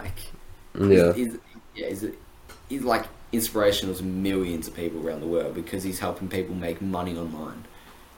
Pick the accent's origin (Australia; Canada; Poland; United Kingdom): Australia; I'm from Australia, right? I'm Australian, and I'm 19.